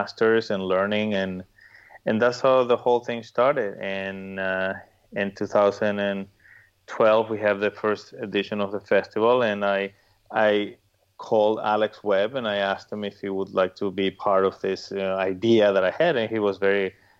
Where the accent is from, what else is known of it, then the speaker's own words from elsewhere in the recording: Paraguay; now in Miami, United States; I'm originally from Paraguay.